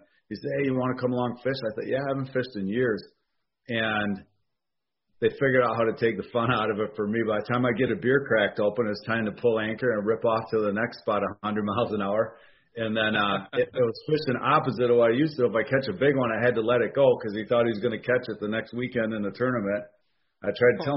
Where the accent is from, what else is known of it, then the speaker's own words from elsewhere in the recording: Oshkosh, Wisconsin, United States; now in Fond du Lac, United States; I'm in Fond du Lac, Wisconsin, born in Oshkosh, Wisconsin